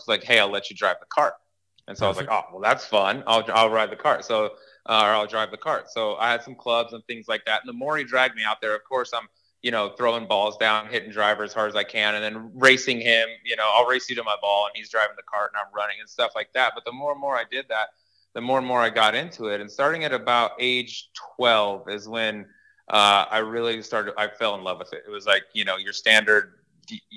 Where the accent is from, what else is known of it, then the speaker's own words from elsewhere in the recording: Colorado, United States; I grew up in Colorado